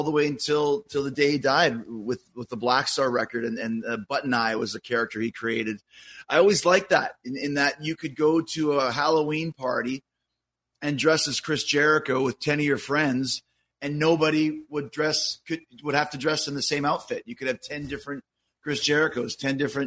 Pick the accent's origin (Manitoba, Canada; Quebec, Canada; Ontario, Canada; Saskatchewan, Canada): Manitoba, Canada; Winnipeg; I grew up in Winnipeg